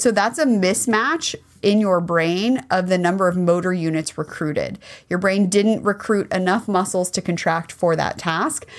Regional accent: United States; as a kid growing up in America

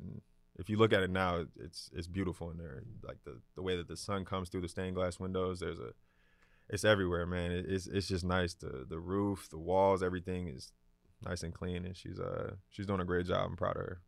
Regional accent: Atlanta, Georgia, United States; Growing up on the west side of Atlanta, my most memorable things that I remember growing up was definitely the Falcons games.

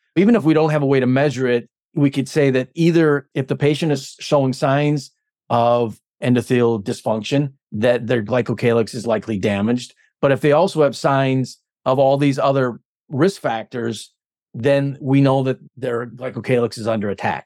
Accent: Stevens Point, Wisconsin, United States; I'm from Stevens Point

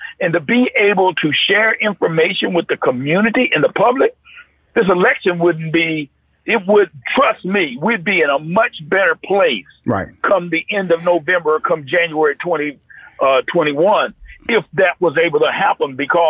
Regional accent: North Carolina, United States; born or raised there

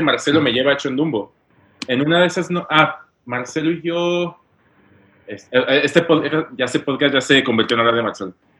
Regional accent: León, Guanajuato, Mexico; moved away as an adult; now in New York, United States; yo soy de, León, Guanajuato

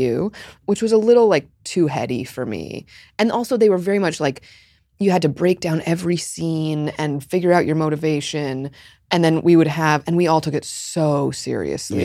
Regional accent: New York City, New York, United States; I grew up in Park Slope

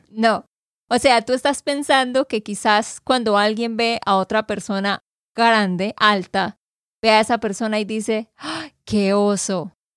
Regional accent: Santander, Colombia; de Santander, Colombia.

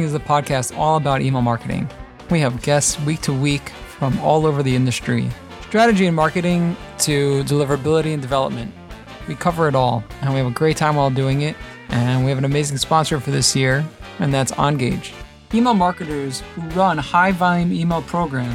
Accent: New York City, New York, United States; I grew up not that far from there, over in Rockaway

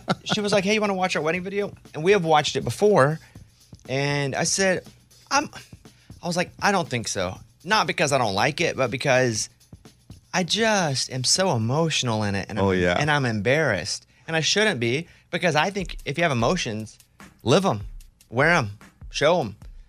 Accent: Arkansas, United States; the kid version of me growing up in Arkansas, I never thought he'd see that.

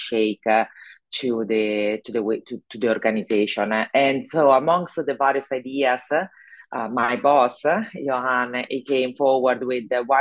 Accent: Italy; accent: Italian; English is a second language; moved away as an adult; also born or lived in Zurich, Switzerland / London, United Kingdom; now in Houston, United States; I'm actually Italian, so my accent probably give it away. And I left Italy 25 years ago

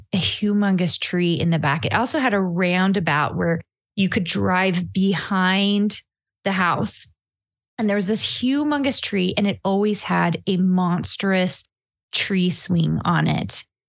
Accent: Clarksville, Tennessee, United States; moved away as an adult; also born or lived in Arkansas; I was really raised in Clarksville, Tennessee. Most people know of it actually as the 101st Airborne. The Army was just over the border in Hopkinsville, Kentucky. And I grew up in Clarksville.

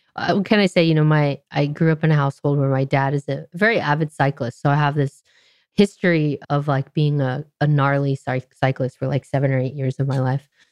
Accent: Orange County, California, United States; I grew up in Orange mm. County, California, which is rather conservative part of Southern California

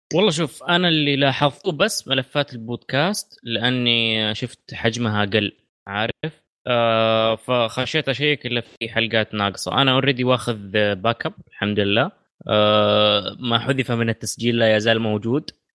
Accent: Saudi Arabia; عندنا في السعوديه

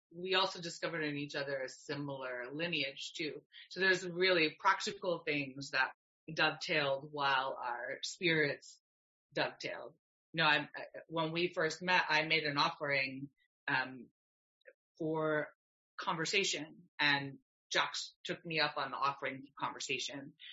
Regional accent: Canada; I'm Canadian, I love being Canadian

